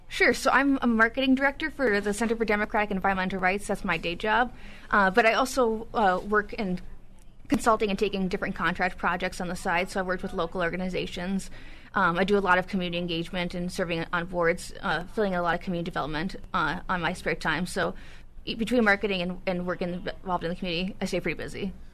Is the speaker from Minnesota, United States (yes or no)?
yes; Duluth, Minnesota, United States; also born or lived in Illinois; I'm actually born and raised in Duluth